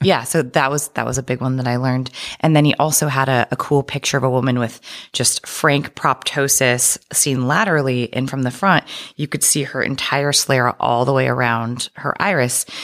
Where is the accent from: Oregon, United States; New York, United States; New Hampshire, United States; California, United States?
Oregon, United States; moved away as an adult; also born or lived in Boston; I am from Oregon